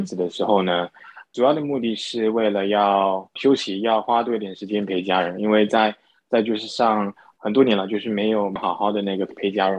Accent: Singapore; moved away as an adult; also born or lived in mainland China / United States; 我是新加坡人，然后呢 ，呃，从小在新加坡长大，念大学的时候呢是念金融系，然后呢到内地工作了几年后呢，再回到美国去念我的那个 M B

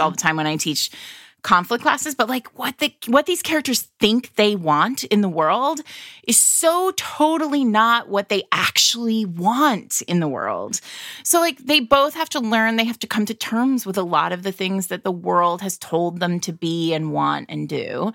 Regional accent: New England, United States; I'm from New England

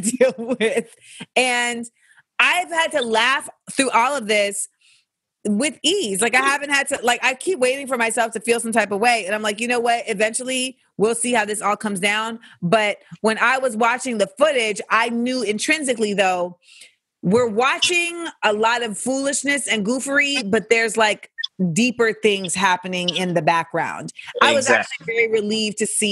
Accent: Florida, United States; moved away as an adult; I grew up in Florida from like 8 to 18

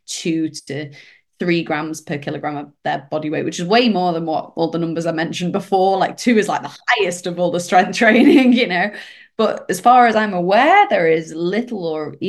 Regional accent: United Kingdom; British here

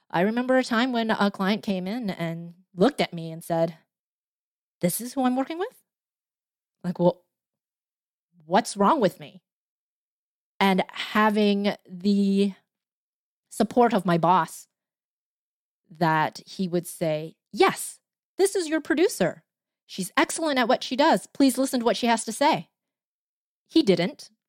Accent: Canada; I didn't want to be Chinese. I kept saying that, oh, I'm Canadian. I am so Canadian.

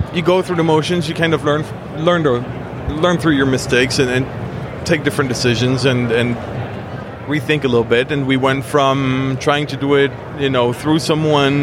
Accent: Switzerland; I was born and raised in Switzerland

